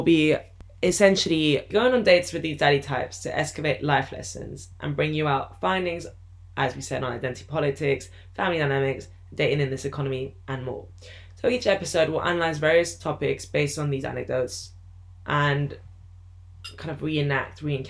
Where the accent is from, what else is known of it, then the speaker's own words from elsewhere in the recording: London, United Kingdom; moved away; also born or lived in France; I was born in London and grew up partially in France